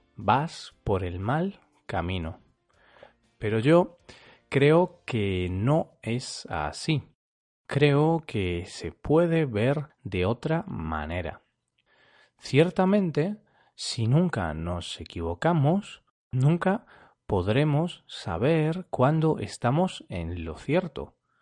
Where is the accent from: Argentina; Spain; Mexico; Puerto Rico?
Spain; Es habitual que los españoles nos confundamos con alguna tilde